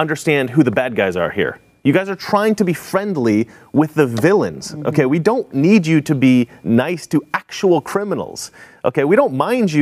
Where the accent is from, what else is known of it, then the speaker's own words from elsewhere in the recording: Oregon, United States; also born or lived in Portland, Oregon; I'm from Oregon. I've lived in Portland for several years